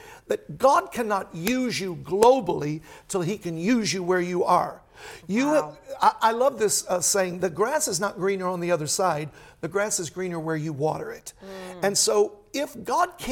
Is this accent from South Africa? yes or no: no; Chicago, Illinois, United States; I'm from Chicago